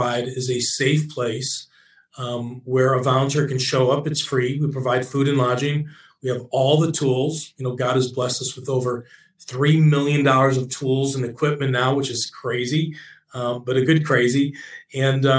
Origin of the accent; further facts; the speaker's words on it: Buffalo, New York, United States; moved away as an adult; also born or lived in Mississippi; my family and I, we grew up in Buffalo, New York